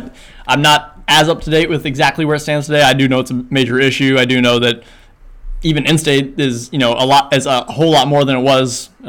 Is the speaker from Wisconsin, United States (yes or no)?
no; Kentucky, United States; It was out-of-state because I was coming from Kentucky.